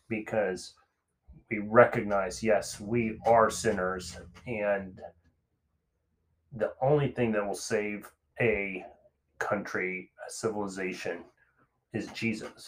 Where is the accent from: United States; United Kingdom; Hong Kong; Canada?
United States; us as American Christians